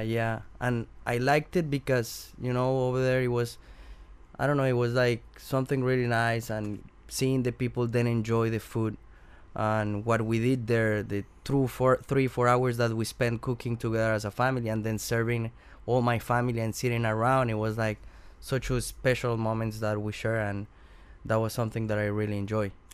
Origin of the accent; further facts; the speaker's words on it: Bogota, Bogotá Capital District, Colombia; English is a second language; moved away; I'm from Colombia, from Bogota, and when, when I grow there